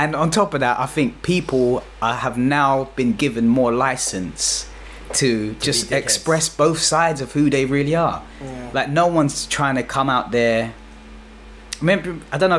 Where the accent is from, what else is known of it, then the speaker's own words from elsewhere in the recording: London, United Kingdom; I'm a Londoner, born and bred in London, and the majority of my life experience is around London